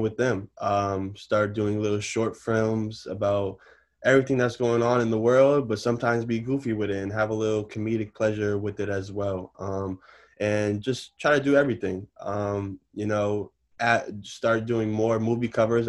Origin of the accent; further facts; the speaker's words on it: Newton, Massachusetts, United States; also born or lived in Roxbury, Boston; I grew up in Newton all my life. I went to all the Newton schools